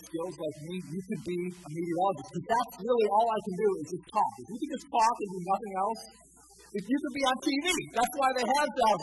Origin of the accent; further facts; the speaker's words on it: Montevideo, Minnesota, United States; I grew up in Montevideo. I graduated in 1997